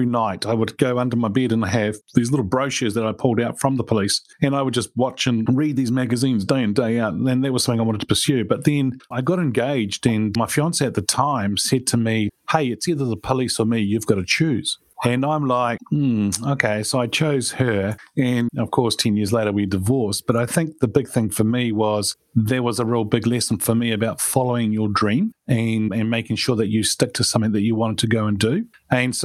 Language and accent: English; New Zealand; I was born in New Zealand and grew up here and went to school and college in New Zealand